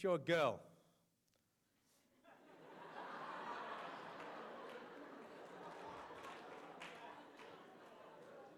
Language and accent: English; England, United Kingdom; moved away as an adult; now in United States; I'm an Englishman